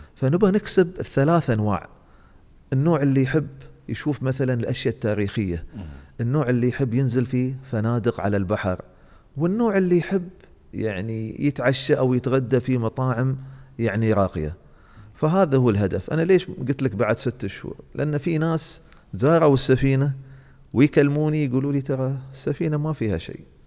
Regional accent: Dubai, United Arab Emirates; عندنا في دبي

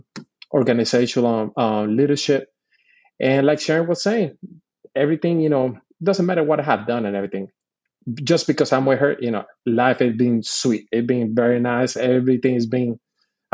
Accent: Puerto Rico; moved away as an adult; I'm born and raised in Puerto Rico. I did all my schooling from kindergarten all the way to my second year in college in Puerto Rico

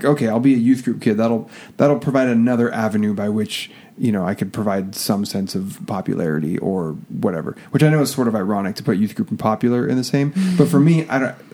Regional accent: Oregon, United States; Kate and I, both born and raised in Oregon

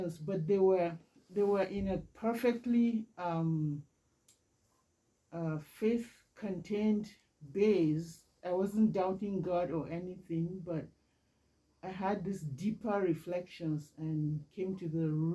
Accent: Nigeria; moved away as an adult; now in Canada; I was born and raised in Nigeria many years ago

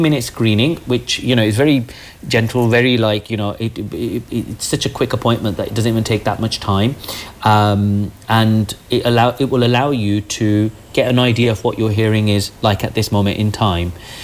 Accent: Birmingham, West Midlands, United Kingdom; also born or lived in Nottingham; I am from Birmingham

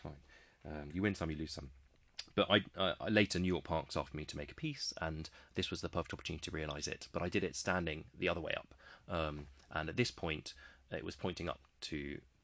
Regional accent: United Kingdom; I am a British man

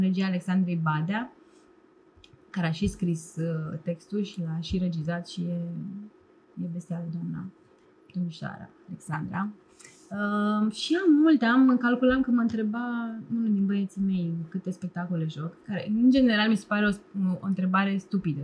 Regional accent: Romania; Eu cred că sunt mai român decât foarte mulți români

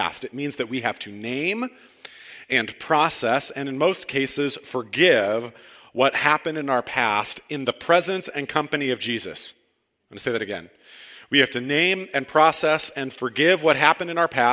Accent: Cortland, Ohio, United States; moved away as an adult; also born or lived in Chicago; This May marks 5 years since we moved back to Ohio. Now, I'm from Cortland, went to Chicago, and never, ever thought I would come back here ever.

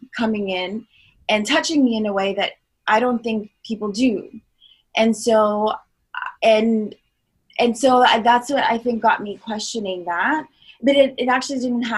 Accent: Long Island, New York, United States; also born or lived in Florida; now in Los Angeles, United States; I'm originally from Long Island, New York. I spent a big part of my adolescence in Florida

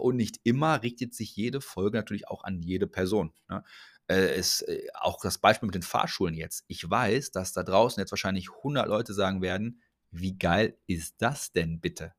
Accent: Ruhr area, North Rhine-Westphalia, Germany; Ich komme aus dem Ruhrgebiet, ist ein bisschen mehr so hands-on. Ich spreche ein bisschen anders

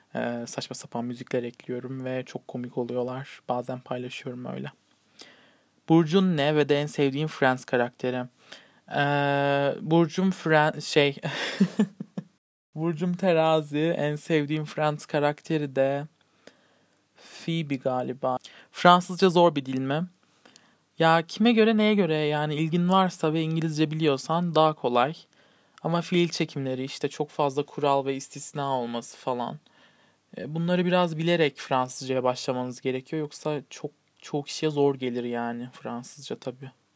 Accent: Turkey; Türk'üm. Evet yani Yunan bir e, tarafım da var. Annem

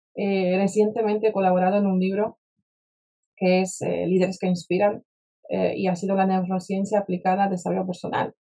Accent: Warsaw, Masovian Voivodeship, Poland; Spanish is a second language; moved away as an adult; also born or lived in United States; now in Spain; yo me crié en Varsovia, en Polonia

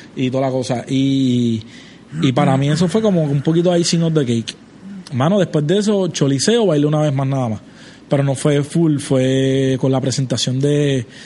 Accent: Trujillo Alto, Puerto Rico; yo soy de Trujillo Alto

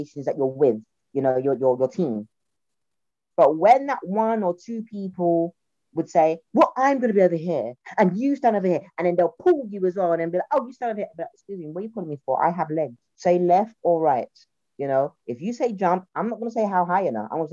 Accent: London, United Kingdom; accent: Cockney; I'm from a working class South Londoner. I say to people, I'm a Cockney Caribbean girl.

